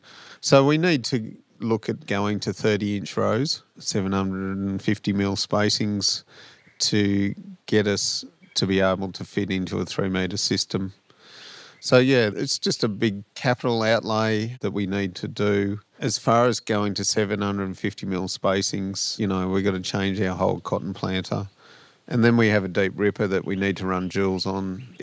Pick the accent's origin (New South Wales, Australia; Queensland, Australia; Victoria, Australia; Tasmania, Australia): New South Wales, Australia; Tottenham; So we're originally from Tottenham in central New South Wales.